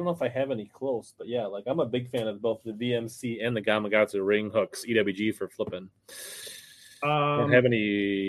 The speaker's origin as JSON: {"language": "English", "region": "Minnesota", "country": "United States", "also_born_or_lived": "Lakeville, Minnesota", "said": "Yes, I am from Minnesota. I live just south of the cities in Lakeville."}